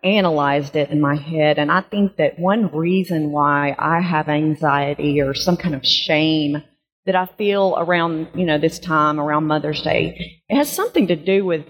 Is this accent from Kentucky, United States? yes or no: no; Georgia, United States; I am from Georgia.